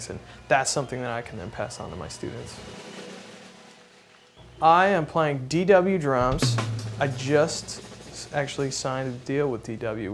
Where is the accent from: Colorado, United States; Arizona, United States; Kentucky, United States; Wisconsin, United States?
Wisconsin, United States; moved away as an adult; now in Austin, United States; I'm originally from Wisconsin. I grew up and did a lot of playing there